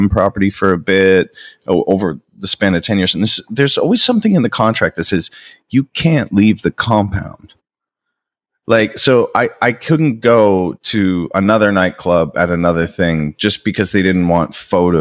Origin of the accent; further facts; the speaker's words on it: Niagara Falls, Ontario, Canada; also born or lived in Toronto; I grew up in Niagara Falls